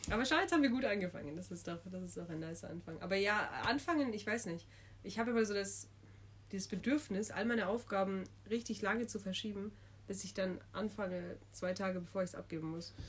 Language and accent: German; Munich, Bavaria, Germany; bin 23, studiere Elo und komme aus München